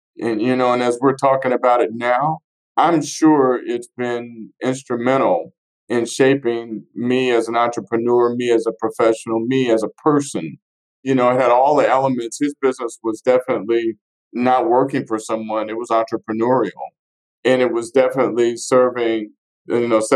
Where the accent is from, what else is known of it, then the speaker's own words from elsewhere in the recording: Fort Smith, Arkansas, United States; I'm born and raised in Fort Smith, Arkansas